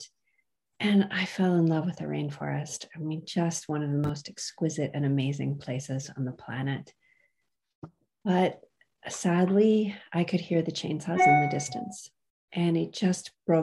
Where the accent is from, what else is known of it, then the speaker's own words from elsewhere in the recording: United States; I was raised in the United States